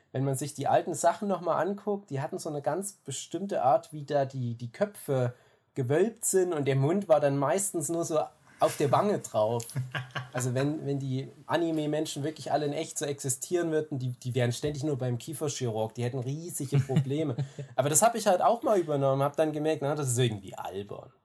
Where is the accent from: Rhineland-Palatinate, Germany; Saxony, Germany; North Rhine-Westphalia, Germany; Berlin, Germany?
Saxony, Germany; Erzgebirge; ich bin Aus dem Erzgebirge ursprünglich